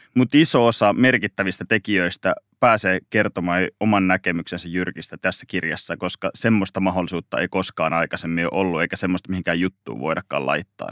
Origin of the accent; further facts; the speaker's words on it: Mikkeli, South Savo, Finland; now in Helsinki, Finland; mä oon Mikkelistä kotoisin